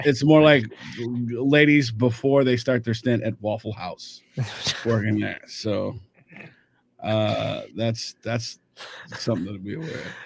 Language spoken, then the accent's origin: English; Kansas City, United States; I grew up in Kansas City